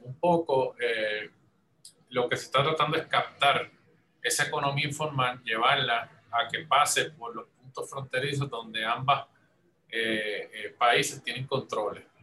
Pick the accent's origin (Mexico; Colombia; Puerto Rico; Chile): Puerto Rico; Yo como soy de Puerto Rico